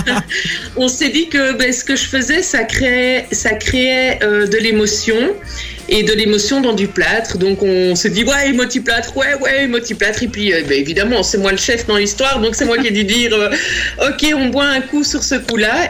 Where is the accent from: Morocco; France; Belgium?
Belgium; Namur, Wallonia; moi je suis namuroise